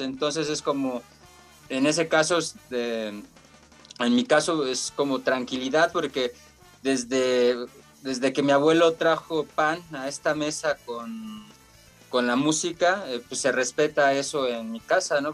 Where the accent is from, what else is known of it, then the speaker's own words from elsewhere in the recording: Mexico City, Mexico; nosotros somos de acá de Iztacalco